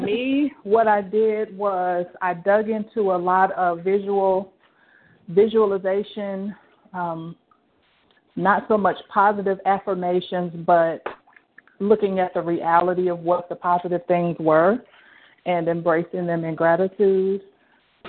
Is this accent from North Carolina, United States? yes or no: yes; Gastonia, North Carolina, United States; I'm from Gastonia, North Carolina